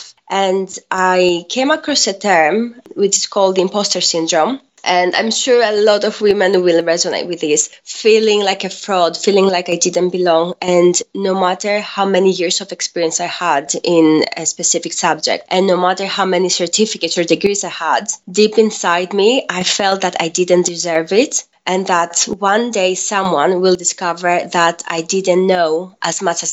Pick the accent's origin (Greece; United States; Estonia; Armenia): Greece; moved away as an adult; now in England, United Kingdom; I'm half Greek and half Filipina, and I was born and raised in Greece